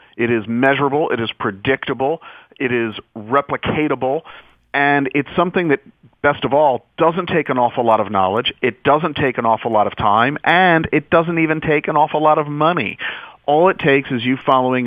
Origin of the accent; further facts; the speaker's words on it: United States; being an American